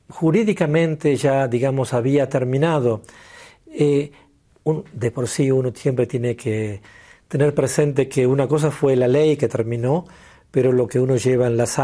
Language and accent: Spanish; Argentina; moved away as an adult; also born or lived in London; now in South Africa; Así que yo salí de Argentina en el 93 para ir a Londres a estudiar inglés y llegué a Sudáfrica en enero del 94.